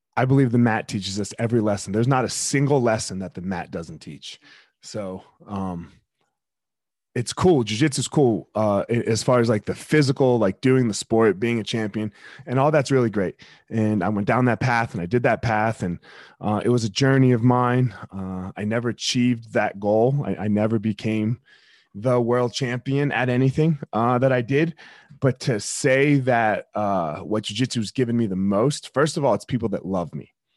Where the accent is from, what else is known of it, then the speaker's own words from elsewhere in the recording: Franklinville, New Jersey, United States; I grew up in South Jersey. I grew up in uh, Franklinville.